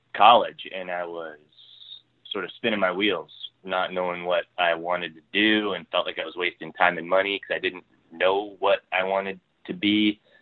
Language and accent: English; Ontario, Canada; now in Vancouver, Canada; I'm from Ontario originally